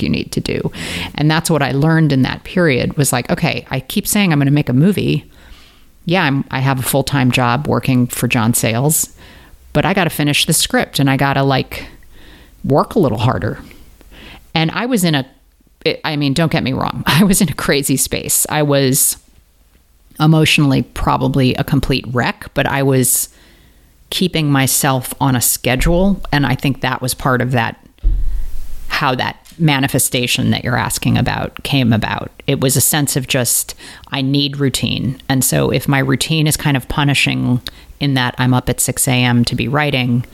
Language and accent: English; St. Louis, Missouri, United States; I grew up in St. Louis, Missouri, the home of Ferguson.